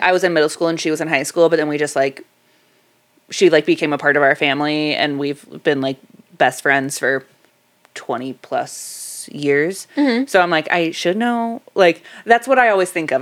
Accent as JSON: {"language": "English", "town": "Dunedin", "region": "Florida", "country": "United States", "tie": "born or raised there", "said": "I was born in Dunedin."}